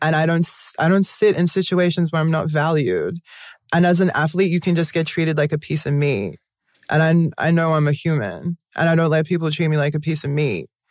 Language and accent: English; Australia; moved away as an adult; growing up in Australia, very whitewashed